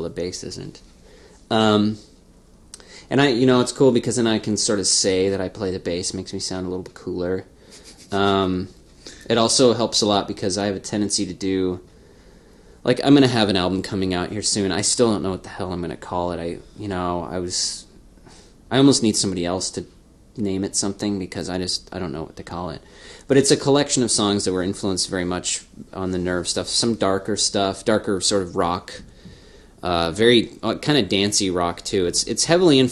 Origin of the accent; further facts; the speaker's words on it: Spokane, Washington, United States; growing up, you know, in Spokane and being 13, 14